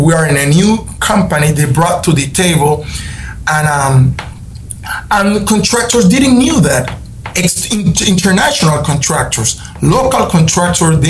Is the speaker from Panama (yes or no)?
yes; Panama; we have Panamanians such like me